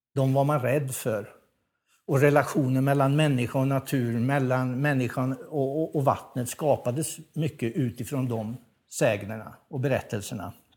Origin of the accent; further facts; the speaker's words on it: Värmland, Sweden; som värmlänning